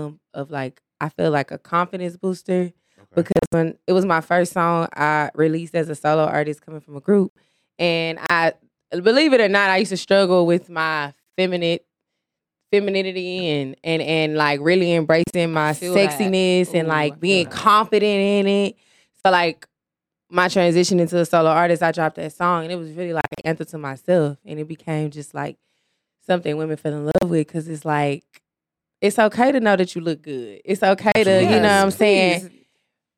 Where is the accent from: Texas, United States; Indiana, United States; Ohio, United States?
Texas, United States; Missouri City; also born or lived in Los Angeles, California; I was raised in Mo City